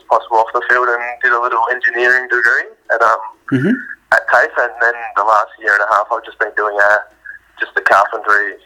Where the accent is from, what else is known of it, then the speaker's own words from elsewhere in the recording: Adelaide, South Australia, Australia; moved away as an adult; now in Geelong, Australia; We're from Adelaide ourselves, and we got a lot of friends and family there